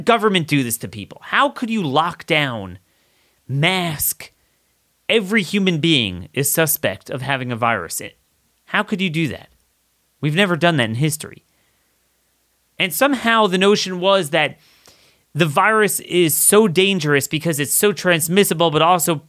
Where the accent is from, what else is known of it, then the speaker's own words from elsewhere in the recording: Maryland, United States; my home state of Maryland